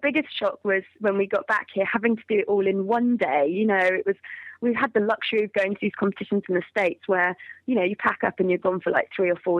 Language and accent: English; United Kingdom; also born or lived in Georgia, United States; Well, really, I'm obviously from Great Britain anyways.